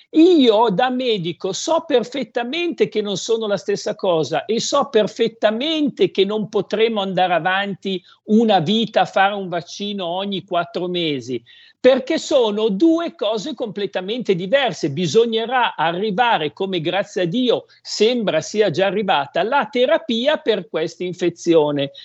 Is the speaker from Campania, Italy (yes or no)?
no; Codogno, Lombardy, Italy; io sono di Codogno